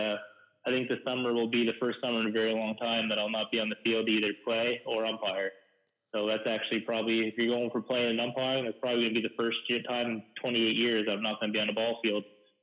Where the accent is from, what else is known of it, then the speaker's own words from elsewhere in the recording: Newcastle, New Brunswick, Canada; also born or lived in Moncton, New Brunswick; I was born in Newcastle, New Brunswick, where me and you first met playing mosquito ball together. So, you know, I grew up just playing in the Newcastle and Chatham minor ball systems from mosquito to junior.